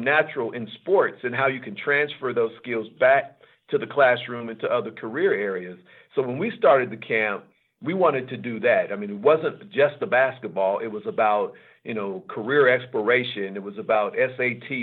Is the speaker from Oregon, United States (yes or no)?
yes; Portland, Oregon, United States; growing up in Portland, I'm 64 years old now, so I grew up during the Civil Rights Movement.